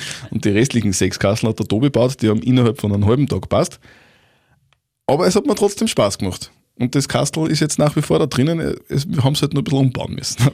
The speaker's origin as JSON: {"language": "German", "region": "Upper Austria", "country": "Austria", "said": "als Oberösterreicher"}